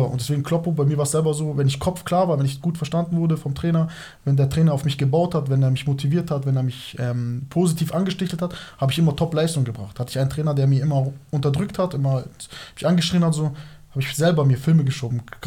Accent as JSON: {"language": "German", "area": "Moosach?", "region": "Bavaria", "country": "Germany", "tie": "born or raised there", "said": "Ich bin in Norbing aufgewachsen"}